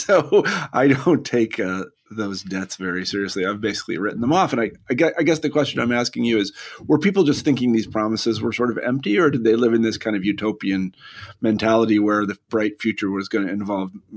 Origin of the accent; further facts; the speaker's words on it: United States; me as an American